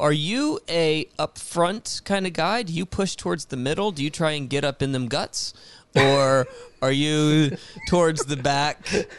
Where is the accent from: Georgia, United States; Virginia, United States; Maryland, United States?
Virginia, United States; Richmond; I grew up in Richmond, Virginia, and just up the road is DC